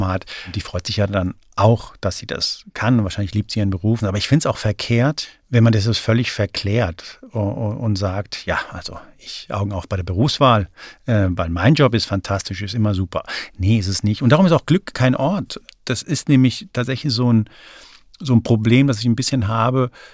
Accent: Frankfurt, Hesse, Germany; now in Berlin, Germany; Ich bin in Frankfurt aufgewachsen

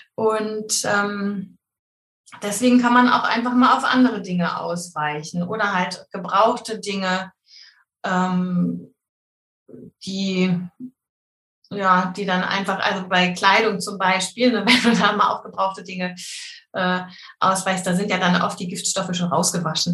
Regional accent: Hamburg, Germany; ich komme aus der Nähe von Hamburg

